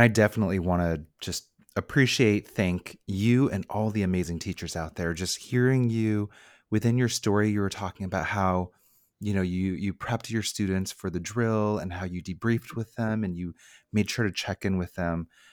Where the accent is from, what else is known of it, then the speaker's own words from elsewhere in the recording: Bay Area, California, United States; born and raised in the Bay Area